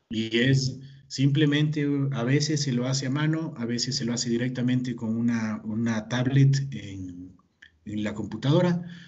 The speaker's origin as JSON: {"language": "Spanish", "country": "Ecuador", "said": "yo soy de Ecuador"}